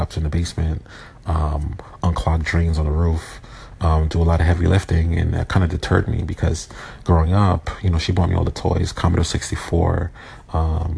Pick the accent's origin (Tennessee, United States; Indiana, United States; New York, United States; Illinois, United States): New York, United States; New York City; I was born in Brooklyn, New York in 1980, September 12th.